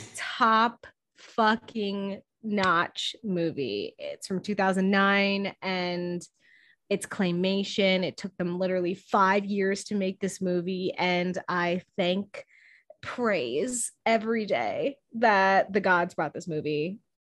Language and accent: English; Scranton, Pennsylvania, United States; accent: Scranton; moved away; my Scranton accent